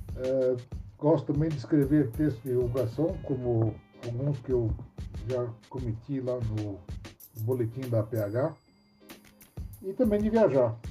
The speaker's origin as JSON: {"language": "Portuguese", "region": "São Paulo", "country": "Brazil", "said": "Sou paulistano"}